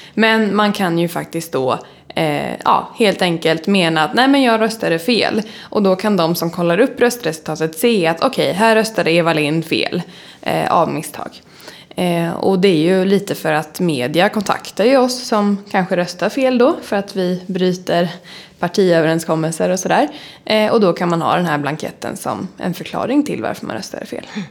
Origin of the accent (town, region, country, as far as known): Åtvidaberg, Östergötland, Sweden; moved away as an adult; now in Stockholm, Sweden